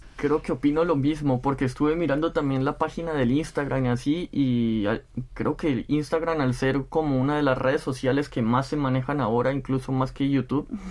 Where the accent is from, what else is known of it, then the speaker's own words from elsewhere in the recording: Spain; moved away as an adult; now in South Korea; soy de España